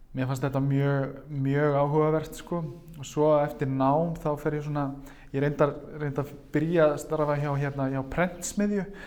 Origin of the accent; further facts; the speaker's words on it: Reykjavík, Capital Region, Iceland; ég er úr Vesturbænum og hérna og, og mentanvegurinn var hérna Grandaskóli, Hagaskóli